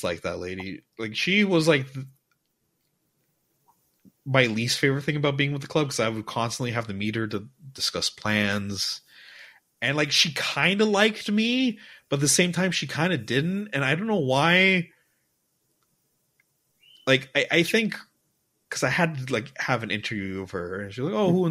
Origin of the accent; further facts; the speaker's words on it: United States; now in Dubai, United Arab Emirates; I'm half Persian, half Mexican, born in America